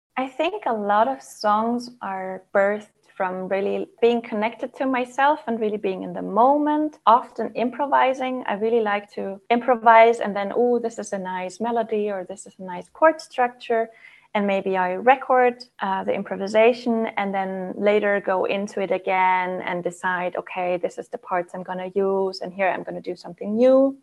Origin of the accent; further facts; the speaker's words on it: Southern Germany, Germany; moved away as an adult; also born or lived in Freiburg, Germany; now in Denmark; I currently live in northern Denmark, but I'm from Germany. I grew up in the south of Germany